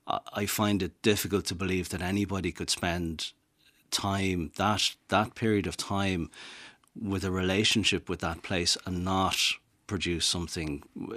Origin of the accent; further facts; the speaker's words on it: Dublin, Leinster, Ireland; also born or lived in Italy; I knew that I'm from Dublin, as you can tell from my accent, but I knew that I was going to want to move somewhere down to the west.